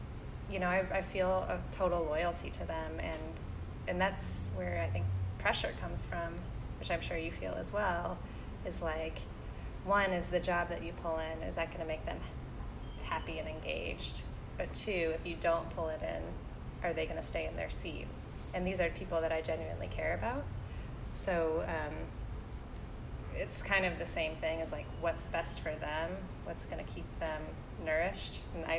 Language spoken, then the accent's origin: English; Midwest, United States; I grew up in the Midwest, and I have the mentality of, like, you take your cards that you're dealt, and you just deal with them.